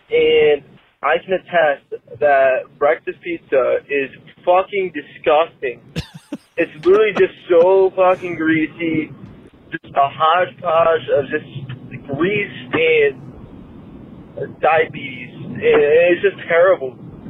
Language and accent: English; Central Illinois, United States; So I am from Central Illinois, pretty rural. Lots of Casey's.